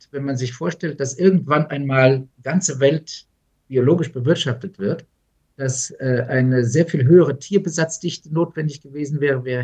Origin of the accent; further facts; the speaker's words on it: Wiesbaden, Hesse, Germany; born there; ich bin ja in Wiesbaden geboren